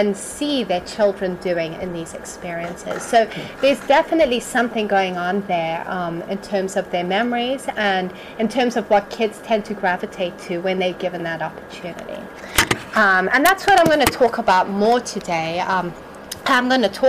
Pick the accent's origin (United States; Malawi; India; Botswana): Malawi; I grew up in Malawi.